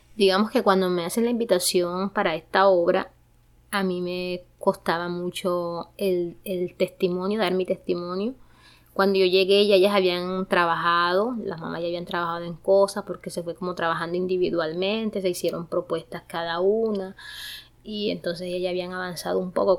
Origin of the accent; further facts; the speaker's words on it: Galeras, Sucre, Colombia; moved away as an adult; now in Bogotá, Colombia; Soy de departamento de Sucre, de un municipio que se llama Galeras, en Sucre